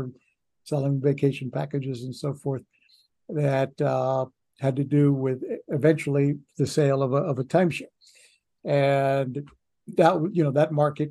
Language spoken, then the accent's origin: English; Orlando, Florida, United States; moved away as an adult; also born or lived in Miami; I wasn't willing to start at the bottom in my hometown